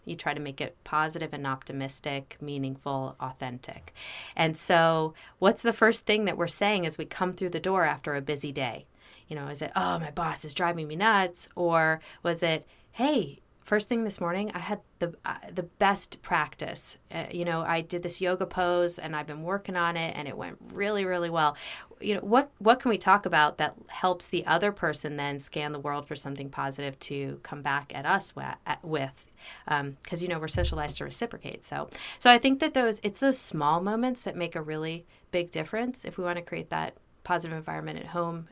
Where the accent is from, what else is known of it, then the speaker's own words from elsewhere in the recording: United States; also born or lived in New York / New Jersey / Bethesda, Maryland; I was born in New York. I grew up in New Jersey, and then in Bethesda, Maryland